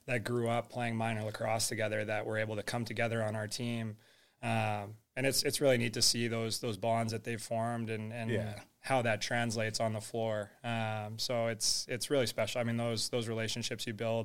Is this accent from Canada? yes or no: yes; Edmonton, Alberta, Canada; I'm from Edmonton, Alberta, Canada, which is a very, like, hockey-dominated space.